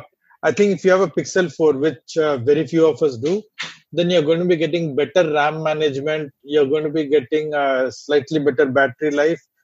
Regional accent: India; accent: Indian; my Indian accent

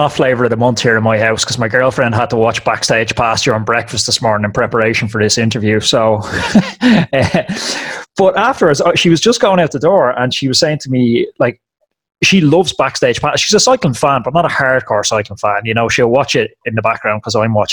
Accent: Ireland; I'm an Irishman, a proud Irishman

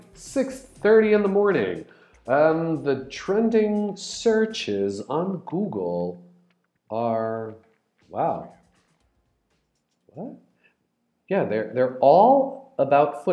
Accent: Brazil; I'm Brazilian, I'm in Brazil.

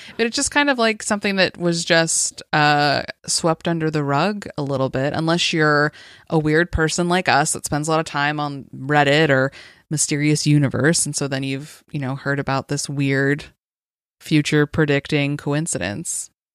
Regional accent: Las Vegas, Nevada, United States; growing up in Las Vegas

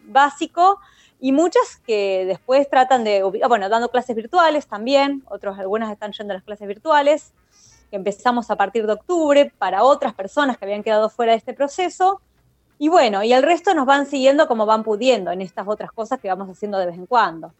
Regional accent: Rosario, Santa Fe, Argentina; nueve meninas de Rosario

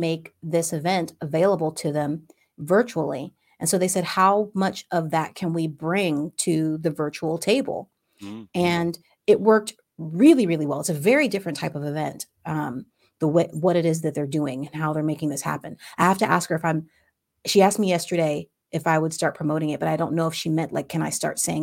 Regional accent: Ohio, United States; moved away; I was from Ohio

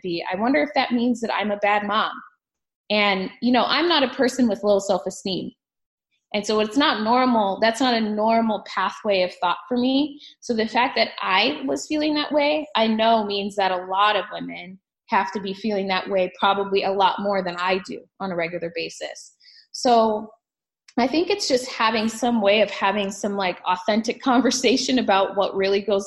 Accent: Phoenix, Arizona, United States; I was raised here in Phoenix. So, you know, my entire childhood, all my friends are here too.

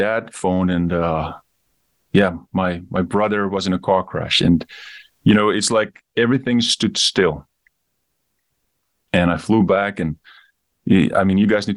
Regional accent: South Africa; also born or lived in Namibia; I grew up in Namibia. I moved to South Africa when I was young, grew up the rest of my time there.

